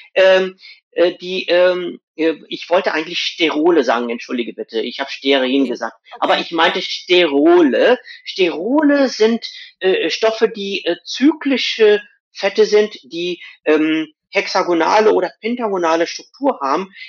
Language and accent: German; west coast of India, India; moved away; Wo ich herkomme aus Indien, die, Ost äh, die Westküste von Indien